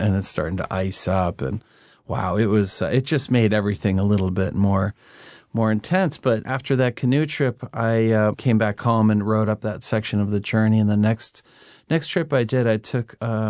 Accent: Maine, United States; I had no GPS that first stint through Maine, and I grew up in Maine, And man, I never saw backcountry like this.

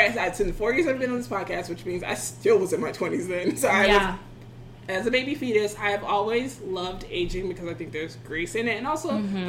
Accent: Decatur, Georgia, United States; moved away; Decatur, Georgia, which is my hometown.

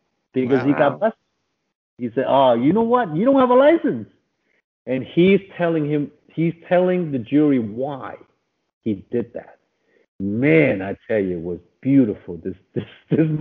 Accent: New York, United States; I'm from New York

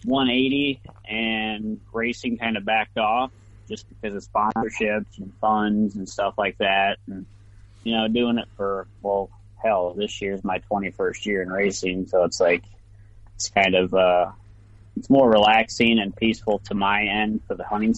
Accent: Three Oaks, Michigan, United States; I'm from Three Oaks, Michigan.

